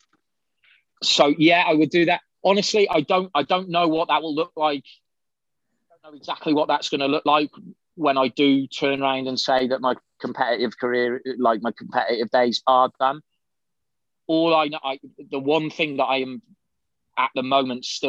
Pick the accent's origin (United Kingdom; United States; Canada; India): United Kingdom; also born or lived in Shropshire; I lived right near the Welsh border in Shropshire. You know, I never saw it. All I saw was a road sign whenever I went into Wales. But at the same time, I'm very proud of being British